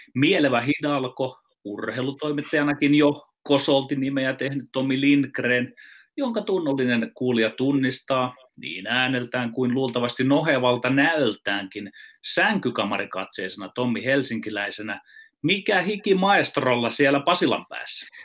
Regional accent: Ostrobothnia, Finland; Meillä Pohjanmaalla käytetään vertausta ahneesta sijasta

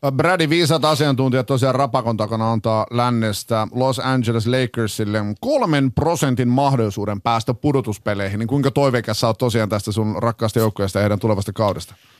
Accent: Finland; me ollaan Suomesta

